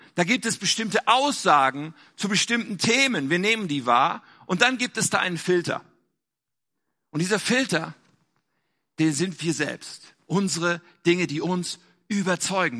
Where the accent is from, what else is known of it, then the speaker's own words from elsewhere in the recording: Germany; also born or lived in North Rhine-Westphalia; wir in Deutschland